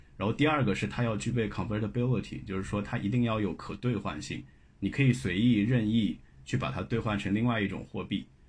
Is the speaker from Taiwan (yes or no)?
no; China; 我们作为中国人